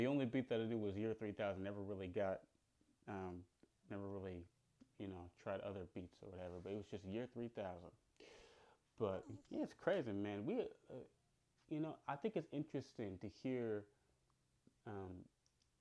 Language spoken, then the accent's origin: English; Chicago, Illinois, United States; I'm from Chicago